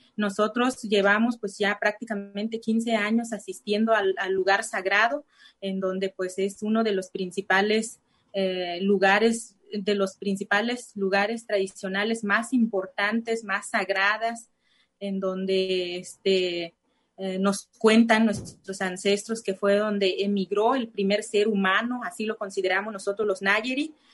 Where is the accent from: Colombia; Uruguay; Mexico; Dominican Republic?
Mexico; Santa Cruz de Guaybel, municipality of Del Nayar, Nayarit; first language Cora (Náayeri); Spanish is a second language; yo soy de, la de Santa Cruz de Guaybel, municipio del Nayar igual